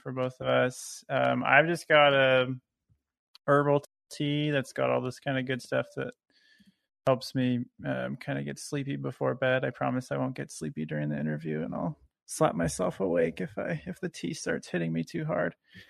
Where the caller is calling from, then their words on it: Portland, Oregon, United States; I'm calling from Portland, Oregon.